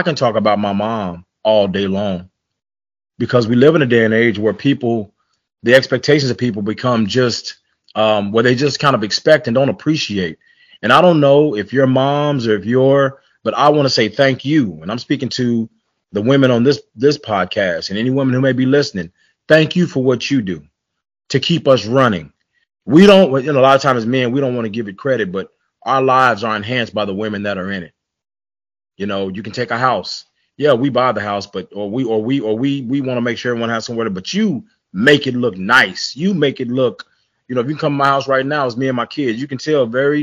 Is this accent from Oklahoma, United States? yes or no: yes; Tulsa, Oklahoma, United States; We grew up in a housing project in Tulsa, Oklahoma